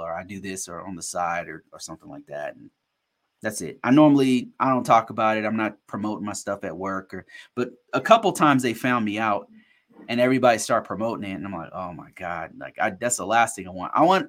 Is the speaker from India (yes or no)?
no; Ghana; I'm from Ghana. I worked for the Ghanaian government 6 years ago or whatever.